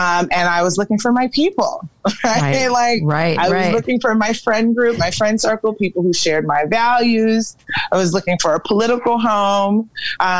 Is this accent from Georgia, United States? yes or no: yes; Atlanta, Georgia, United States; also born or lived in Nigeria / Canada / Washington, D.C.; I was born in Nigeria and raised in Atlanta.